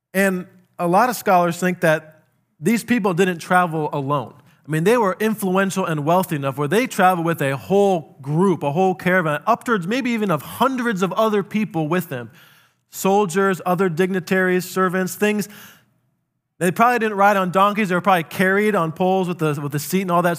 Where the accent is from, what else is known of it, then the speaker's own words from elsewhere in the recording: South Dakota, United States; I grew up in South Dakota.